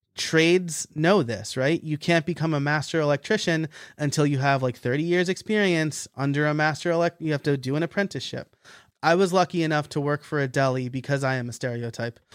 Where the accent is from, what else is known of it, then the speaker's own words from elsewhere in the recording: Middletown, New York, United States; moved away; also born or lived in Scranton, Pennsylvania; in orange county new york uh, okay. uh, middletown area so you know city cops can still live in in my hometown